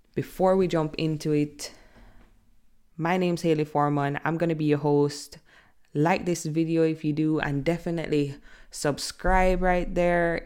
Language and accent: English; Jamaica; I'm from Jamaica